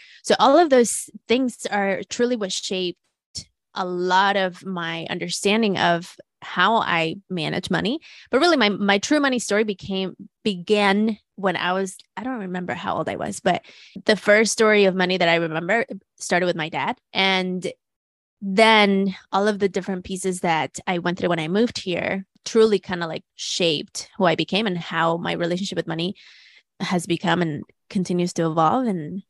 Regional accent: Mexico City, Mexico; now in United States; I grew up in Mexico City with a level of privileges that I didn't have when I moved to the US. And so my mom then became the cleaning lady, and I was going to public school

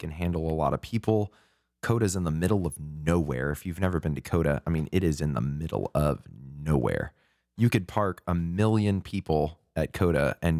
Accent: San Antonio, Texas, United States; I'm from San Antonio area.

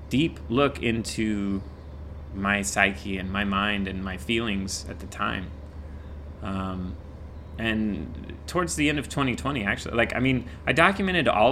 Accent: Indiana, United States; moved away as an adult; now in Los Angeles, United States; I grew up in Indiana, went straight to makeup school, and right after makeup school, I went straight

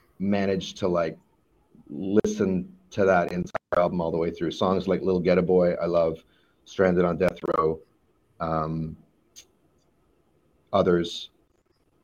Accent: Vancouver, British Columbia, Canada; growing up in Vancouver, Canada

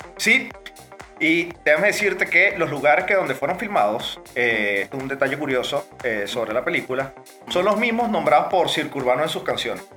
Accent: Venezuela; como todo venezolano

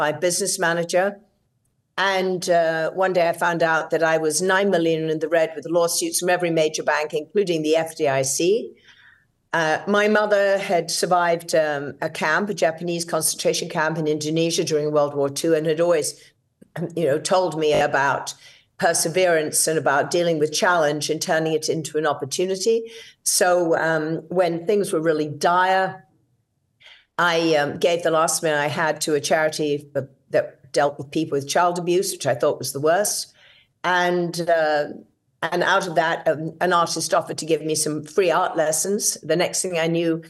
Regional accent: England, United Kingdom; moved away as an adult; now in United States; as you can hear, I'm British. I was born and raised in England

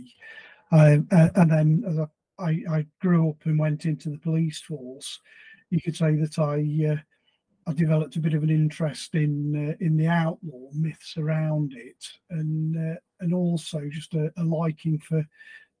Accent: Nottinghamshire, East Midlands, United Kingdom; I grew up in Nottinghamshire

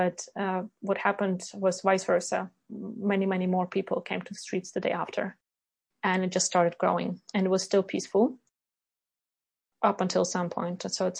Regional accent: Ukraine; now in Sweden; Because colleagues were coming to me, those who knew that I'm from Ukraine, they were coming to me like, hey, …, what's going on?

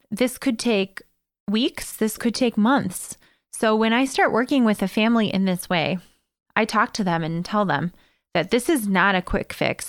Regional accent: Evergreen Park, Illinois, United States; here in Evergreen Park, my hometown

